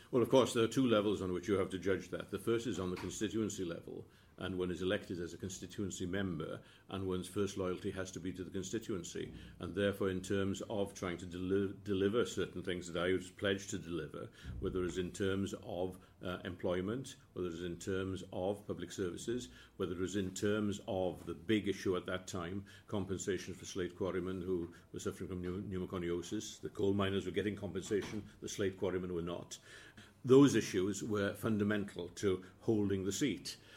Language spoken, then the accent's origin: English; Caernarfon, Wales, United Kingdom; also born or lived in Derby; I was brought up outside Carnarvon from the age of four, and I, I live now next door to the house in which I was brought up all those years ago.